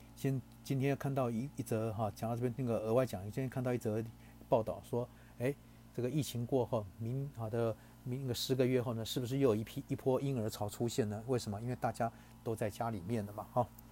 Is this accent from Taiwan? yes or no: yes; Taiwan; 我们台湾人讲就是什么带赛带到啊